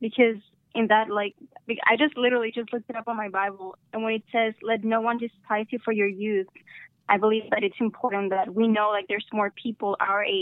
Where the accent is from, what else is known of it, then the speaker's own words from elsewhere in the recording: San Antonio, Texas, United States; I'm from Texas, but I come from Mexican parents, so I'm Mexican-American